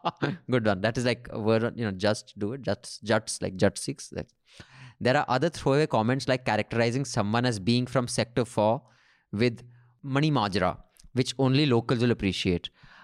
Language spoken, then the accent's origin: English; Chandigarh, India; this is a fun little film that captures the provincial culture of Chandigarh, my hometown.